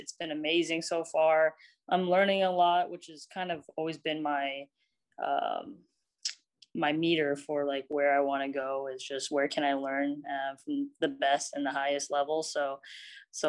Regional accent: Bay Area, California, United States; also born or lived in San Francisco / Alameda / Dublin / South San Francisco; I grew up in the Bay Area, and I can't claim one area.

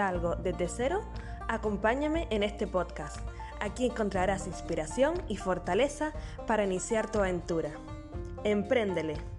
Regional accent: Canary Islands, Spain; nacida en Canarias

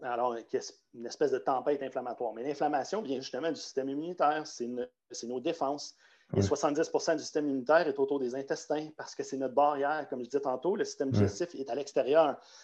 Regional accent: Quebec, Canada; Moi, je viens du Québec

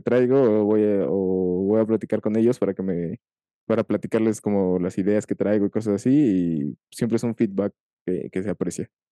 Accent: Mexico; no solo en mi país, sino en mi ciudad

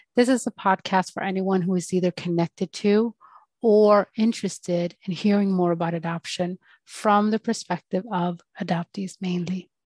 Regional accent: Sweden; also born or lived in Colombia; was born in Colombia and I grew up in Sweden

